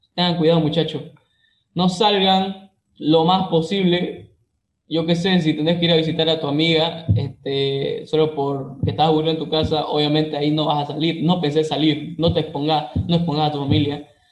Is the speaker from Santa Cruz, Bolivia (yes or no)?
yes; Santa Cruz de la Sierra, Santa Cruz, Bolivia; yo soy de Santa Cruz, Bolivia